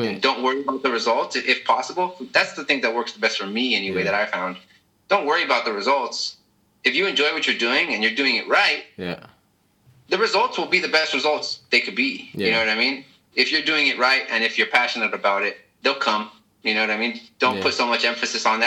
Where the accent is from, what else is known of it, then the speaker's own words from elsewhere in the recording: Imperial Valley, Southern California, United States; where I grew up, a little town, Imperial Valley, was right on the border of Mexico